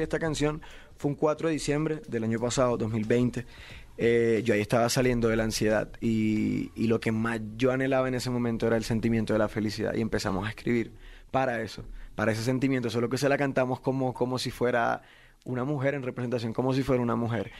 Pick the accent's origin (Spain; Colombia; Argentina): Colombia; Barranquilla, Atlántico; Yo soy de Barranquilla, Colombia, soy de la costa de mi país